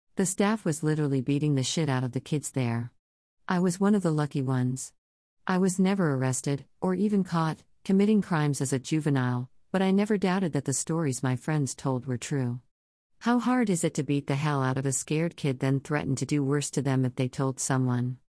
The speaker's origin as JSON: {"language": "English", "town": "Philadelphia", "region": "Pennsylvania", "country": "United States", "tie": "born or raised there", "said": "As a Philadelphia native growing up in Philly"}